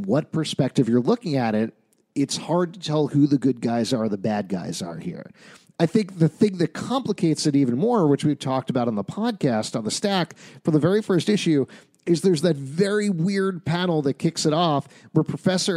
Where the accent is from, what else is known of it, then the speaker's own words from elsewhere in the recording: United States; as Americans